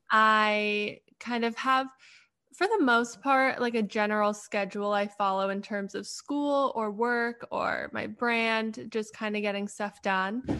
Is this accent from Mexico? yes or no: no; Canada; now in Pittsburgh, United States; I'm originally from Canada, but right now I live in Pittsburgh.